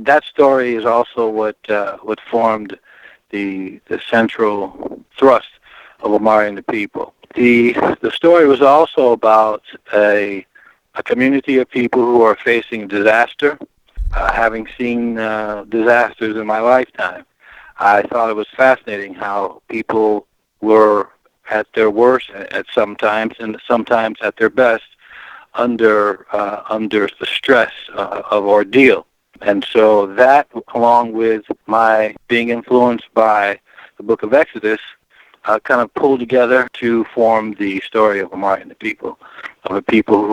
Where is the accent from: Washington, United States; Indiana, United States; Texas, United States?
Indiana, United States; Gary; also born or lived in Chicago, Illinois; I was born in Chicago, raised in Gary